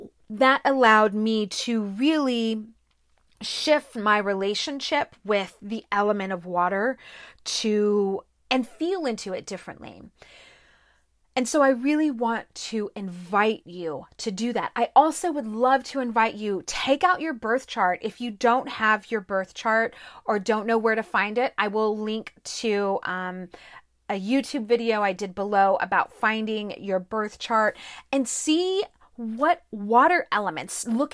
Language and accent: English; Corpus Christi, Texas, United States; I grew up in South Texas, in Corpus Christi. There were beaches everywhere.